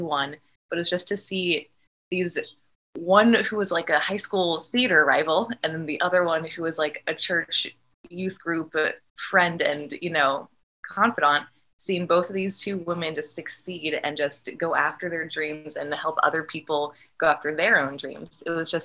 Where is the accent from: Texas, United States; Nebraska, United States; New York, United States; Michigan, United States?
Nebraska, United States; Omaha; we grew up in Omaha and we were at different schools